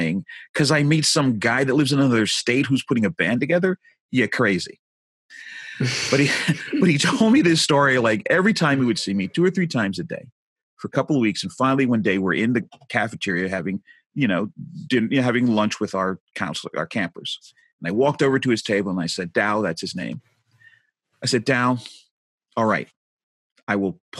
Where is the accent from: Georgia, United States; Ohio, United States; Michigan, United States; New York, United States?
New York, United States; New York City; moved away; also born or lived in Jersey Shore, New Jersey; I'm a New Yorker. I was born and raised in Brooklyn.